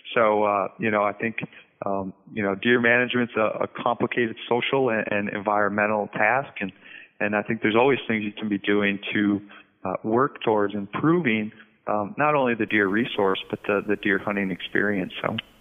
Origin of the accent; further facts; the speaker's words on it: North Central Wisconsin, United States; moved away as an adult; also born or lived in Arkansas / Colorado / Vermont; now in Minnesota, United States; I'm originally from North Central Wisconsin